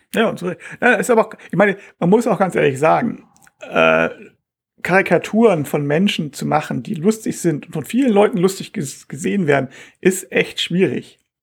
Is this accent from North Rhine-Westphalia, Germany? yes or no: no; Hamburg, Germany; also born or lived in Bangkok; als Hamburger